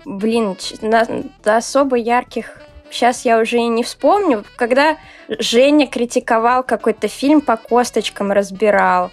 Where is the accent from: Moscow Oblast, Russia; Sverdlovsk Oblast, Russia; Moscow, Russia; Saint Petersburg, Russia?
Saint Petersburg, Russia; я из славного города Санкт-Петербурга